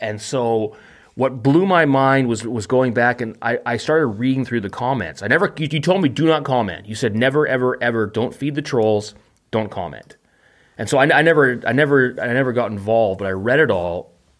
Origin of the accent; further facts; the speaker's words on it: Vancouver, British Columbia, Canada; I'm from a big city. I am from Vancouver.